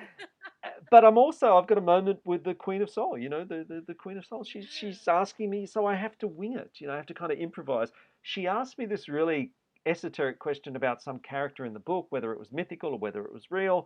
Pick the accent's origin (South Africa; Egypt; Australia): Australia; moved away as an adult; also born or lived in New York; being Australian.